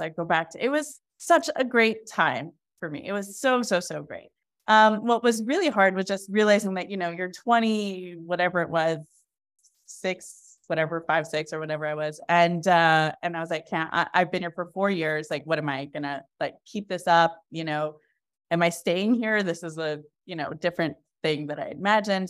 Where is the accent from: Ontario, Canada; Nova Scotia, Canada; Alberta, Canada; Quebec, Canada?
Quebec, Canada; Montreal; I'm from Montreal